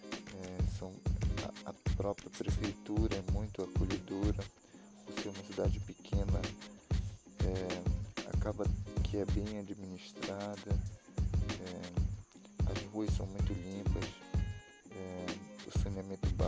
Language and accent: Portuguese; Macapá, Amapá, Brazil; E em setembro eu mudei para cidade. Vim de Macapá para cá, é, é bem longe, bem longe meio país de distância, mais de mil quilômetros.